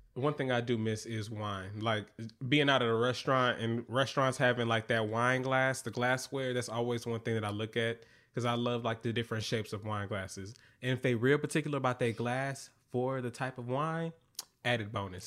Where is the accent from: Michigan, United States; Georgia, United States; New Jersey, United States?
Georgia, United States; Atlanta; now in New York, United States; I'm from Atlanta